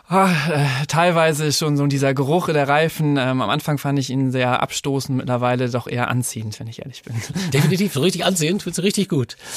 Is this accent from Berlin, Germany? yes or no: no; Lower Saxony, Germany; ich komme aus der Nähe von Ostfriesland, bin 30 Jahre alt und bin bei Continental schon jetzt fünf Jahre tätig